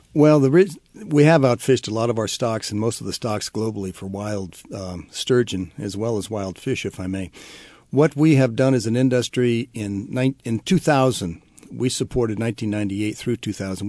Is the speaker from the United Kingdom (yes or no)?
no; Columbia River, Pacific Northwest, United States; I grew up around the Columbia River